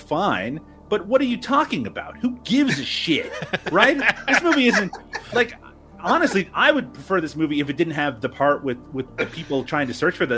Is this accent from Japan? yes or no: no; Canada; my home country of Canada